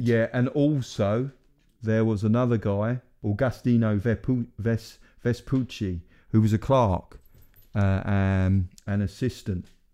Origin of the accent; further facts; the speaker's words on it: Essex, East of England, United Kingdom; no one will think I'm from Essex now